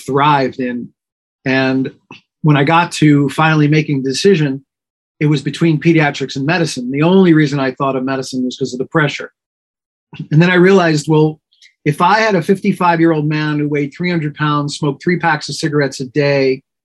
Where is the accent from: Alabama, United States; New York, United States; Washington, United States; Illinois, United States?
New York, United States; I was born and raised in New York and pretty much lived here almost